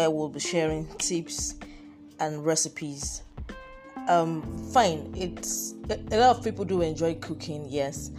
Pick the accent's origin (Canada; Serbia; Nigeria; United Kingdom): Nigeria; being a Nigerian